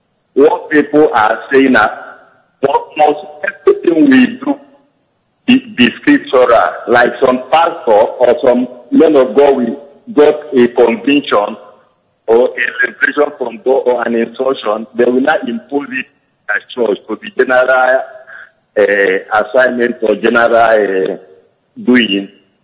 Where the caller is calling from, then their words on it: Italy; I'm calling from Italy.